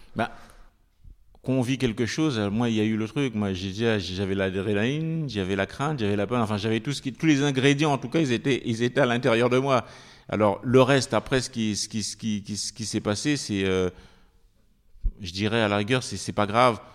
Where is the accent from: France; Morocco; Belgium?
France; also born or lived in French Antilles; je suis arrivé, j'avais six ans en, métropole, je suis venu rejoindre mon père, j'ai vécu en banlieue